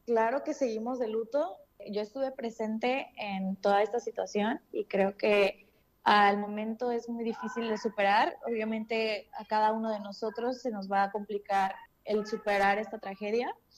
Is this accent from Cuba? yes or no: no; Mexico; now in Seoul, South Korea; yo soy de México